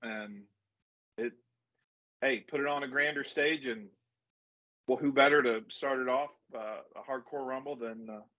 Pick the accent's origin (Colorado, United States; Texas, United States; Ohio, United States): Ohio, United States; we're all from Ohio.